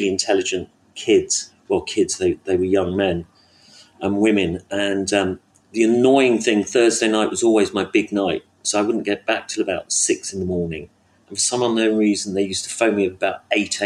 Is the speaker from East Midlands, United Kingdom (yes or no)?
no; London, United Kingdom; I was brought up in North London